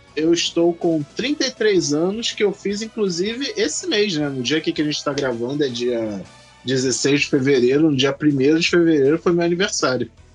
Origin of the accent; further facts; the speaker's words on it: Rio de Janeiro, Brazil; also born or lived in Magé; eu sou do estado do Rio de Janeiro, mas a cidade onde eu moro é Magé